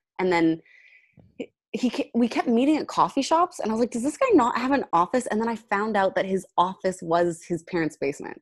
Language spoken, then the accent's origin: English; Edmonton, Alberta, Canada; also born or lived in Toronto; now in Los Angeles, United States; I'm from Edmonton, Alberta. So the first move, the first big move I ever did was to Toronto